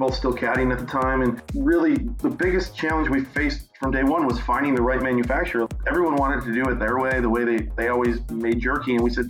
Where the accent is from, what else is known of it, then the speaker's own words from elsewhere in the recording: Michigan, United States; moved away as an adult; now in Florida, United States; I grew up in Michigan, grew up playing golf, played collegiately at Michigan State, and finished up school and decided to pursue golf a little and moved down to Florida.